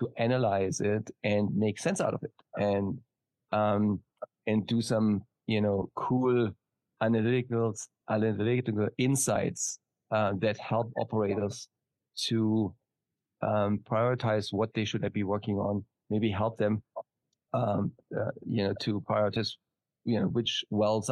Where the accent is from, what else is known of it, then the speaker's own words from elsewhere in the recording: Germany; now in San Diego, United States; as you can probably hear from my slight accent, I'm not from Texas. I am from Germany originally. Currently, I'm based in San Diego